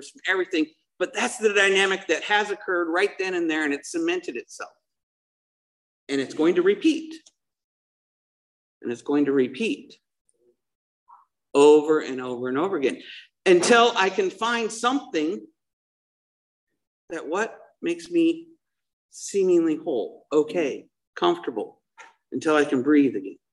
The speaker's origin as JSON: {"language": "English", "town": "Salt Lake City", "region": "Utah", "country": "United States", "tie": "born or raised there", "also_born_or_lived": "Missouri", "moved": "yes", "lives_now": "Dana Point, United States", "said": "I grew up in Salt Lake City"}